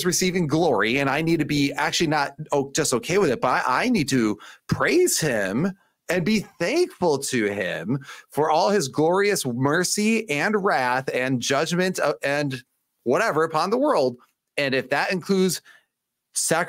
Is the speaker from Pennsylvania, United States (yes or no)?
no; Michigan, United States; accent: Michigan; my Michigan accent